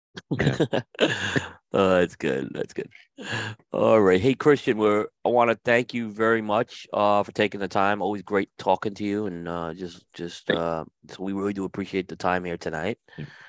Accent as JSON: {"language": "English", "region": "New York", "country": "United States", "tie": "born or raised there", "said": "I grew up in New York"}